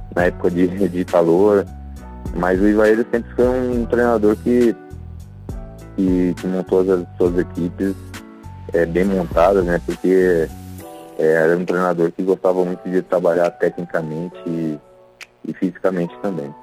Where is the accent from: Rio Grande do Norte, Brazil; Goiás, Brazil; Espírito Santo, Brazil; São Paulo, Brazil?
São Paulo, Brazil; Cotia; moved away as an adult; also born or lived in Maringá / Londrina; eu iniciei minha, minha carreira no estado de São Paulo, né? Em, em Cotia, né? É, na minha cidade natal